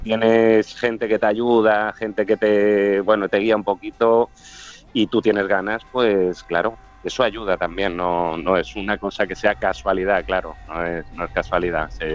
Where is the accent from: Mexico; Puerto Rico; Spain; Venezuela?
Spain; Arenys de Mar, Catalonia; Arenys de Mar, provincia de Barcelona, a 40 kilómetros de Barcelona estamos